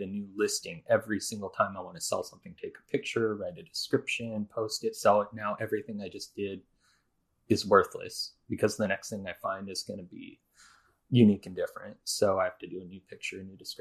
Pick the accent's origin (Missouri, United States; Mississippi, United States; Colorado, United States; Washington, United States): Washington, United States; Seattle; we're both from the Seattle area